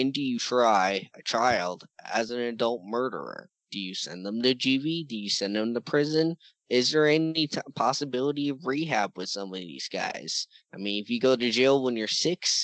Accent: Colorado, United States; I'm from Colorado

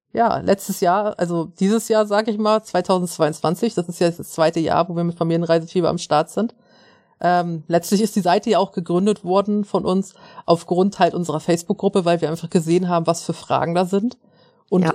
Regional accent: Schleswig-Holstein, Germany

